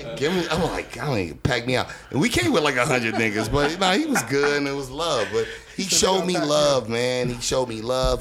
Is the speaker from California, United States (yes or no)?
yes; Los Angeles, California, United States; also born or lived in Carson; I'm from Watts